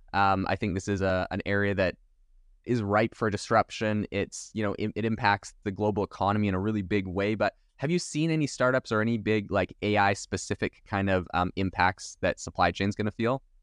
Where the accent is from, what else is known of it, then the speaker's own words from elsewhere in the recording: Vancouver Island, British Columbia, Canada; I'm actually from Vancouver Island